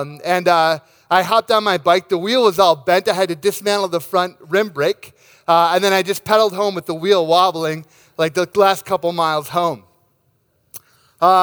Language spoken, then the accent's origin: English; Rochester, Minnesota, United States; my hometown of Rochester, Minnesota